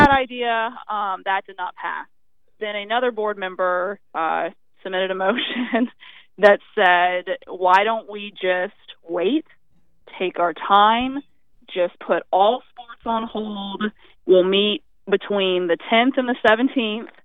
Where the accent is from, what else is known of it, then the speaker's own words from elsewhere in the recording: Florida, United States; also born or lived in Panama City, Florida; I've born and raised in Florida.